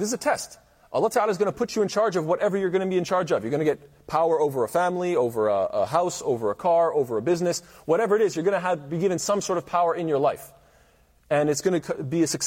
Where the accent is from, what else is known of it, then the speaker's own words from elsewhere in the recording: Canada; as a Canadian